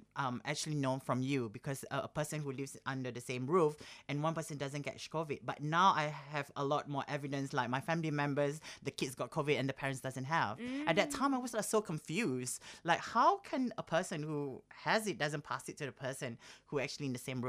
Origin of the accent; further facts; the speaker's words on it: Singapore; I was surrounded with all the people that I grew up back in Singapore as well.